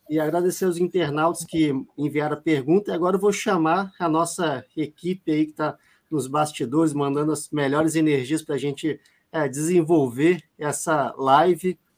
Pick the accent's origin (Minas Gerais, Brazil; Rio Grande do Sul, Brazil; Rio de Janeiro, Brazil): Minas Gerais, Brazil; Belo Horizonte